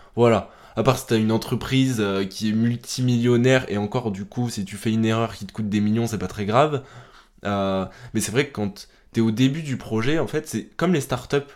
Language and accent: French; France; chez nous en France